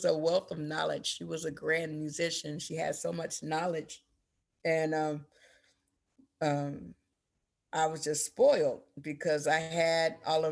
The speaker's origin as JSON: {"language": "English", "town": "Portland", "region": "Oregon", "country": "United States", "tie": "born or raised there", "also_born_or_lived": "Berkeley, California", "said": "I was born in Berkeley, but my mom migrated up here when I was 2 in '79. So, this is what I know. So Portland is my home"}